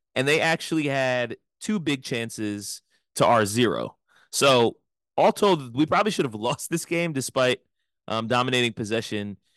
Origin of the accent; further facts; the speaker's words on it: United States; We are American